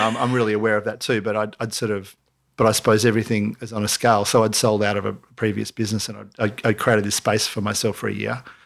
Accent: Mooloolaba, Queensland, Australia; now in Byron Bay, Australia; growing up in Marimba

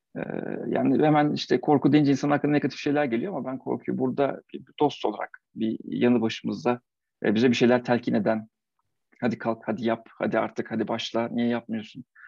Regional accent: Eskişehir, Turkey

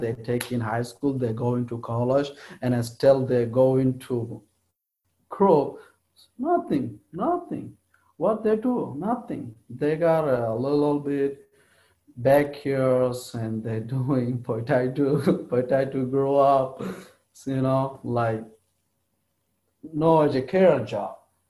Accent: Maungdaw, Rakhine State, Myanmar; first language Rohingya; English is a second language; also born or lived in Malaysia; now in Milwaukee, United States; I'm from Burma.

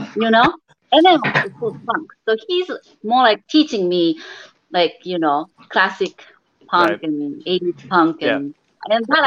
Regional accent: Japan; moved away; I'm actually from Japan

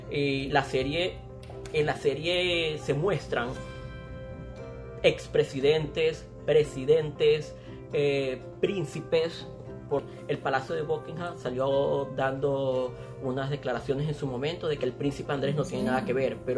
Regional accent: Maracaibo, Zulia, Venezuela; nosotros somos maracuchos. Nosotros somos maracuchos.

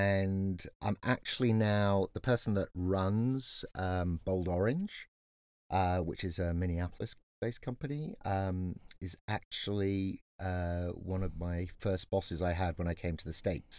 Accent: England, United Kingdom; now in California, United States; I happen to be your father. And I am an Englishman in California.

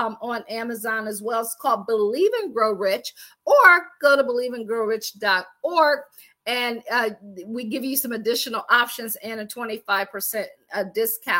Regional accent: Akron, Ohio, United States; moved away as an adult; also born or lived in Washington, D.C. area / Baltimore / Boston / Pittsburgh; I am from Akron, Ohio. I always joke and say I grew up shy, shelter

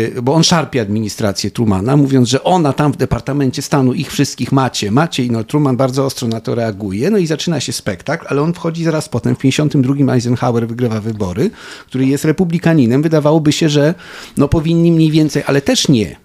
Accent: Poland; my to z Polski znamy.

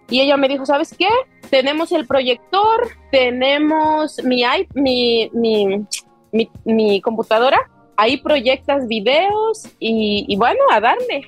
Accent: Tlapanalá, Puebla, Mexico; moved away as an adult; also born or lived in Corona, Queens, New York; now in New York, United States; soy del, del, estado de Puebla, de un ranchito que se llama Astla y pertenece a Tlapanalá, azúcar de Matamoros, Puebla

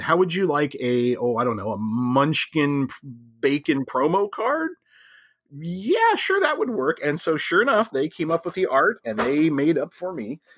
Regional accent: Ohio, United States; moved away; I grew up in Ohio, so I get the Midwest, Western mentality

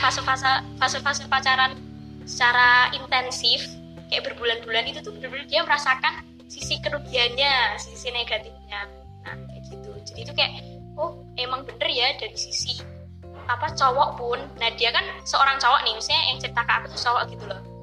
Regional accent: Java, Indonesia; aku sempat nggak bisa bahasa Jawa gitu loh sampai dikiranya aku bukan orang Jawa

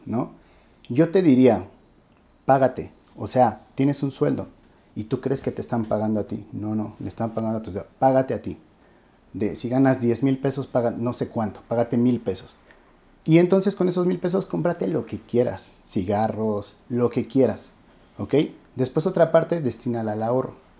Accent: Mexico; como mexicanos

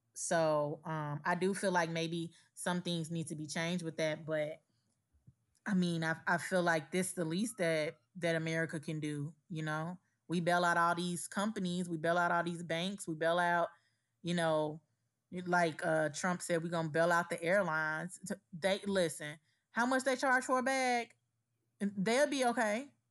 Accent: Gary, Indiana, United States; moved away; In my hometown, Gary, Indiana

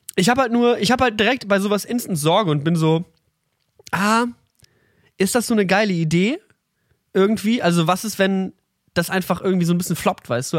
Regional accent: near the Ruhr area, North Rhine-Westphalia, Germany; now in Berlin, Germany; wir kommen halt aus dem, wir sind fast im Pott geboren

